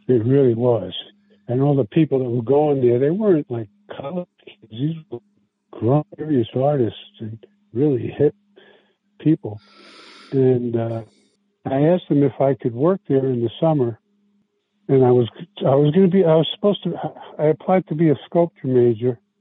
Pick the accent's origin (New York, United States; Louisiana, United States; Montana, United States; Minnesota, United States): New York, United States; New York City; first language Italian; English is a second language; moved away as an adult; now in San Francisco, United States; I was raised in New York. I come from New York. I come from South Brooklyn.